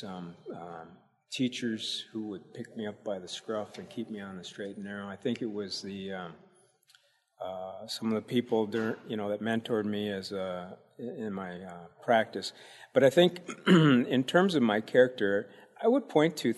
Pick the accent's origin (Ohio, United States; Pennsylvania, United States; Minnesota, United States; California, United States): Minnesota, United States; Chaska; I grew up in Minneapolis, Minnesota